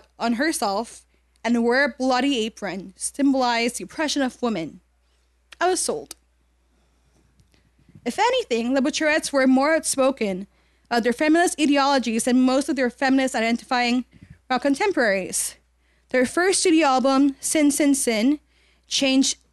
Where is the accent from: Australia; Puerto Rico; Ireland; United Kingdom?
Puerto Rico; Growing up in Puerto Rico as a teenage misfit